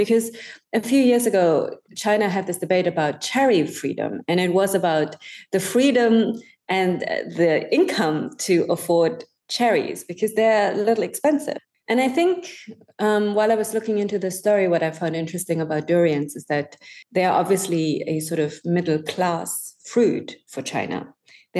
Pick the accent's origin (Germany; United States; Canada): Germany; now in Singapore; I grew up in Germany